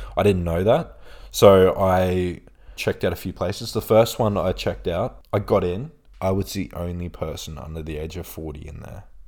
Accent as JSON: {"language": "English", "country": "Australia", "also_born_or_lived": "Bradford, England", "said": "I'm from Australia, I'm from here, like, it's a nice place"}